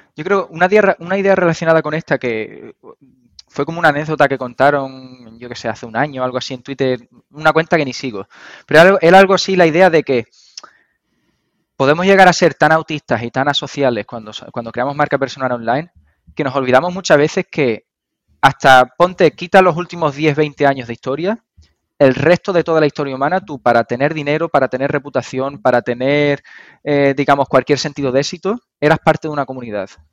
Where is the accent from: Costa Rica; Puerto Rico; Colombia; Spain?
Spain; Andalusia